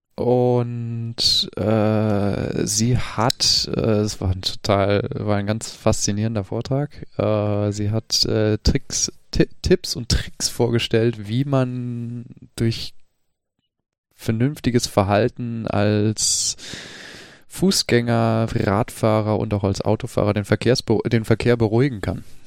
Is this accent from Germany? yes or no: no; United States; ich bin halt Amerikaner.